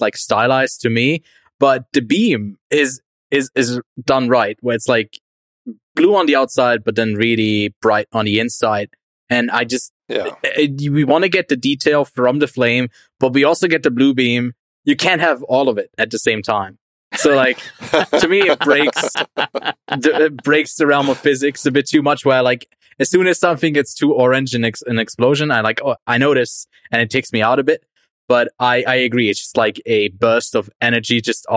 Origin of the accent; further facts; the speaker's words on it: Zurich, Switzerland; moved away; also born or lived in Gold Coast, Australia; I'm from Zurich, Switzerland